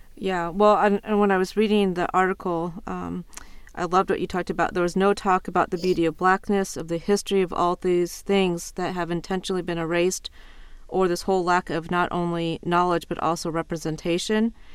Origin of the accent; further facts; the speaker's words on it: Iowa, United States; moved away as an adult; now in Ohio, United States; growing up in Iowa